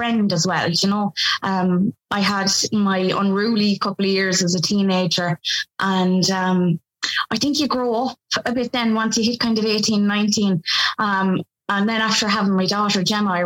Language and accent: English; Kilkenny, Leinster, Ireland; I come from Kilkenny.